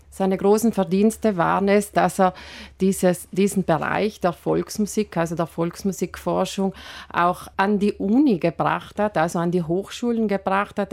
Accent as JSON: {"language": "German", "area": "South Tyrol", "region": "Trentino-Alto Adige", "country": "Italy", "said": "hier bei uns in Südtirol"}